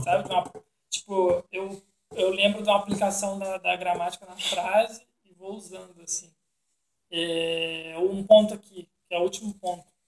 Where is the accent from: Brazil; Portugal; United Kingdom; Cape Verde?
Brazil